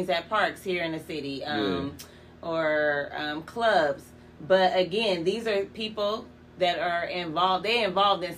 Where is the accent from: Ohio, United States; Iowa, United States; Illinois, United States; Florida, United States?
Ohio, United States; Youngstown; I grew up in the hood. I'm from Youngstown